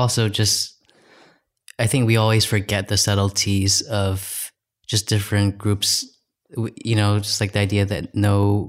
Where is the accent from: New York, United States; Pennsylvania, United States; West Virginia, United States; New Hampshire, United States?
New Hampshire, United States; moved away; Because I was from New Hampshire.